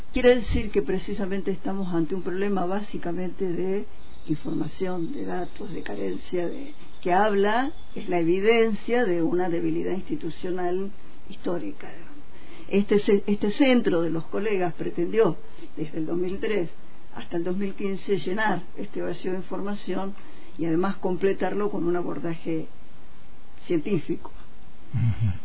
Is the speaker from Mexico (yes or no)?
no; Argentina